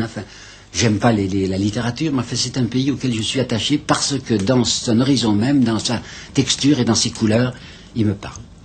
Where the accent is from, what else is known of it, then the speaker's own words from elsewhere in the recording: Mâcon, Bourgogne-Franche-Comté, France; je suis dans mon pays, puisque comme je vous dis, je suis né à Macon, et je suis très attaché à ce pays par des souvenirs d'enfance